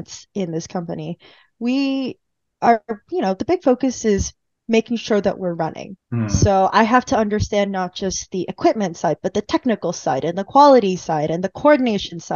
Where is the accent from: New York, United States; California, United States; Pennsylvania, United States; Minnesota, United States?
California, United States; moved away as an adult; also born or lived in Illinois / Texas; I'm from California